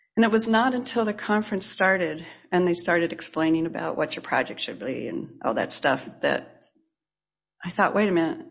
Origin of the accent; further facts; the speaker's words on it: La Mirada, California, United States; also born or lived in Santa Barbara, California / Gardena, California / Avila Beach, California (tribal ancestry); My two younger sisters were born and after which we moved inland to La Mirada.